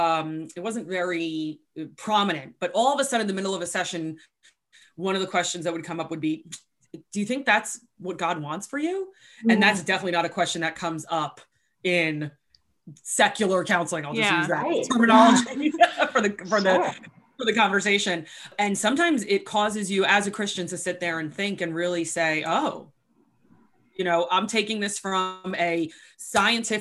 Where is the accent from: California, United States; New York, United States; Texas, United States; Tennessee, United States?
New York, United States; moved away as an adult; also born or lived in San Diego; I grew up in New York. I was still living in New York.